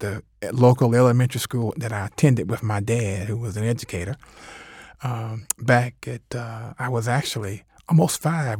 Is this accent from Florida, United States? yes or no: no; Covington, Georgia, United States; also born or lived in Atlanta; I grew up in Covington, but vowed I never wanted to go back there to practice